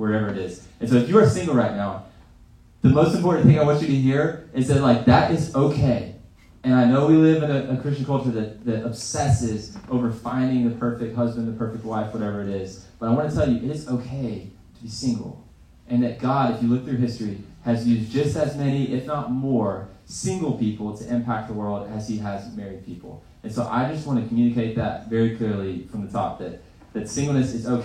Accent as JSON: {"language": "English", "town": "Greenville", "region": "South Carolina", "country": "United States", "tie": "born or raised there", "said": "I grew up in Greenville."}